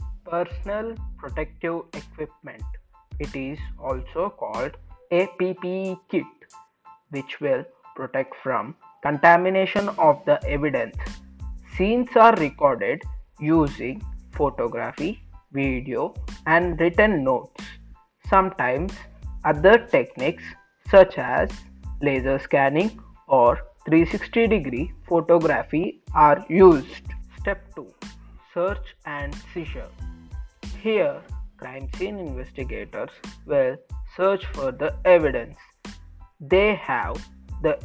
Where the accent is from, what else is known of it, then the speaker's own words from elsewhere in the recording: Hyderabad, Telangana, India; I'm from Hyderabad, Telangana, where I was born and brought up.